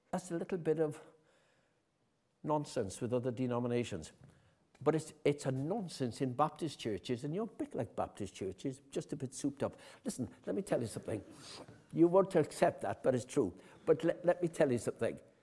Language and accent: English; Haverfordwest, Wales, United Kingdom; I'm from Haverfordwest